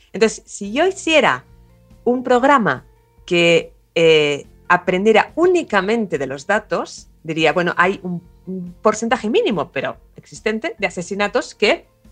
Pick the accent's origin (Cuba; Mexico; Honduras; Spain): Spain; Barcelona, Catalonia; moved away as an adult; now in Córdoba, Argentina; soy originalmente de Barcelona, pero llevo 15 eh, años eh, acá en Córdoba